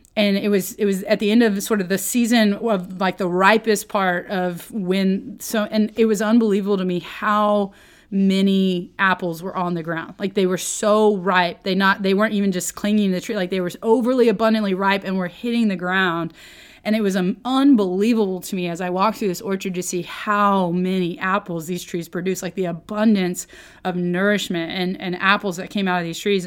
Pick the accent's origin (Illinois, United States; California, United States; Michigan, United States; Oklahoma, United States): Oklahoma, United States; I grew up in Oklahoma, but I'm not, I really was more of a city folk.